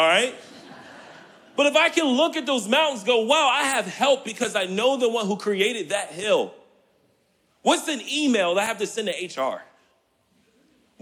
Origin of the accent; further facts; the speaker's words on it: Richmond, Virginia, United States; now in Kalamazoo, United States; Growing up here in Richmond, inner city